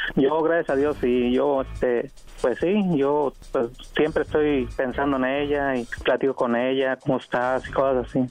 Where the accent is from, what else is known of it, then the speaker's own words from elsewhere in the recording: Sinaloa, Mexico; yo soy de, de Sinaloa.